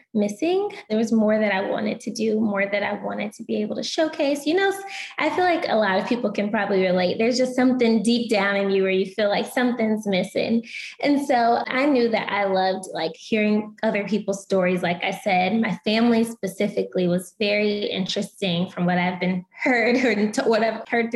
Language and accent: English; Atlanta, Georgia, United States; moved away as an adult; also born or lived in Louisiana; I was born and raised in Atlanta